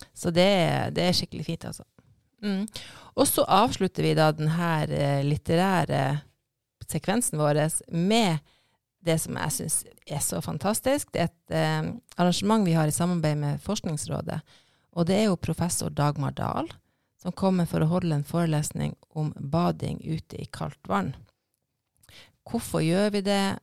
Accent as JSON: {"language": "Norwegian", "region": "Finnmark", "country": "Norway", "moved": "yes", "said": "jeg er fra Finnmark, og der bruker vi skerri hele tida."}